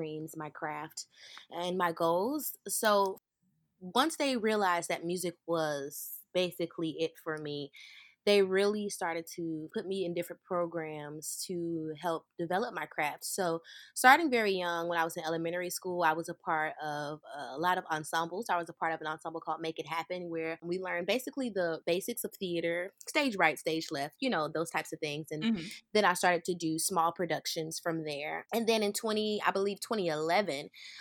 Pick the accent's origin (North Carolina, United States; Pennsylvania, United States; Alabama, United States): Alabama, United States; Birmingham; I am from Birmingham, Alabama, right here in the South